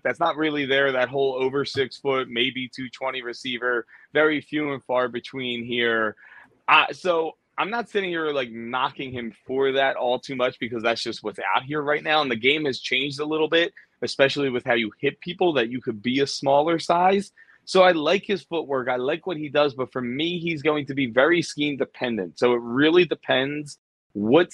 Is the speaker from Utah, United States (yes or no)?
no; Philadelphia, Pennsylvania, United States; my hometown Eagles